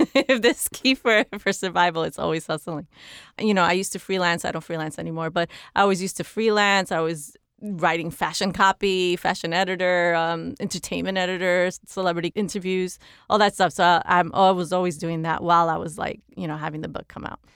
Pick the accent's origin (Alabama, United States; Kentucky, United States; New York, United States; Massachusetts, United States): New York, United States; New York City; moved away as an adult; now in Los Angeles, United States; I grew up in the Bronx and because I grew up in the housing projects